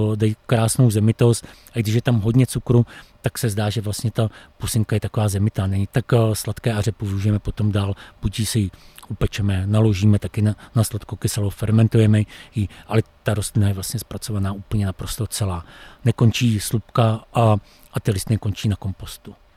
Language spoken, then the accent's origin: Czech; Czechia; jsem Čech